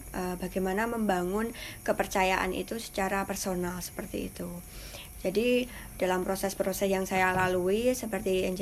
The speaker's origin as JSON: {"language": "Indonesian", "town": "Parangtritis", "region": "Special Region of Yogyakarta", "country": "Indonesia", "lives_now": "Sleman, Indonesia", "said": "saya dari Polda, Polda Datan, Parantritis."}